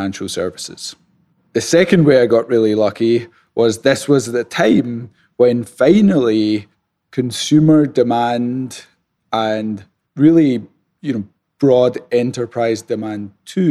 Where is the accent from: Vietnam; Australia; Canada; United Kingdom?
United Kingdom; Scotland; accent: Scottish; moved away as an adult; now in United States; So the accent is Scottish. I'm originally from Scotland, though I've been living in the States for the last 10 years